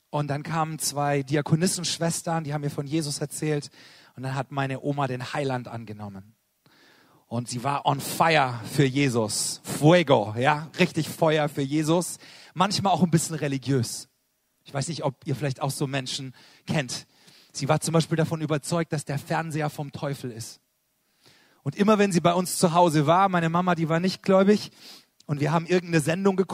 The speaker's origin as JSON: {"language": "German", "town": "Karlsruhe", "region": "Baden-Württemberg", "country": "Germany", "said": "Ich komme aus Karlsruhe"}